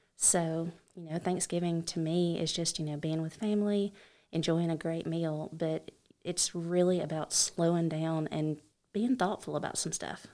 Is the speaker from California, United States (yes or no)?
no; Alabama, United States; I am from Alabama.